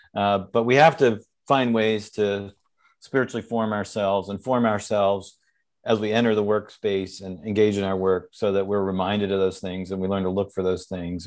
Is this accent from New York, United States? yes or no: yes; New York, United States; I'm from New York